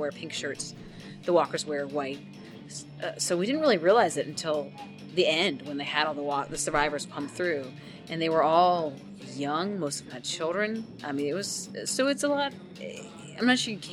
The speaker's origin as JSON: {"language": "English", "region": "Virginia", "country": "United States", "said": "we're from Virginia."}